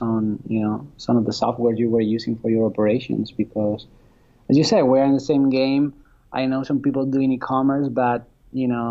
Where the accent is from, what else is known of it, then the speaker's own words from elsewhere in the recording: Spain; moved away as an adult; now in United States; I'm from Spain originally, but I got to the US through work